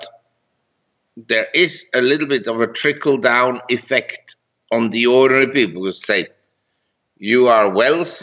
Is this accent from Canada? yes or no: no; Zurich, Switzerland; moved away as an adult; also born or lived in Geneva, Switzerland / London, United Kingdom / New York, United States / Hong Kong; now in Chiang Mai, Thailand; I grew up in Geneva and Zurich, and I went to school in Zurich